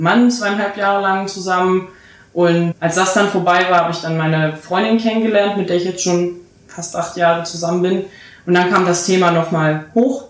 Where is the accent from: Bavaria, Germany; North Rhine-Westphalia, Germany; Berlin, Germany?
Berlin, Germany; ich bin Berlinerin